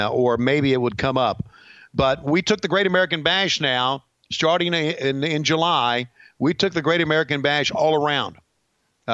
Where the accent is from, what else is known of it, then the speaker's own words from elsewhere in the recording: Canada; I am really from Canada